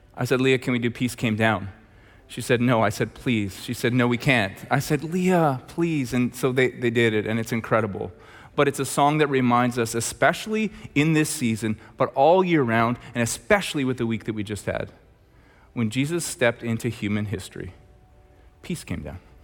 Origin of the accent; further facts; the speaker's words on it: Red Deer, Alberta, Canada; I'm from Red Deer